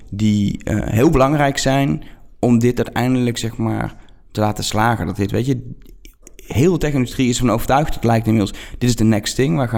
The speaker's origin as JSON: {"language": "Dutch", "country": "Netherlands", "accent": "Dutch", "said": "mijn accent erbij, mijn Nederlandse eh, accent."}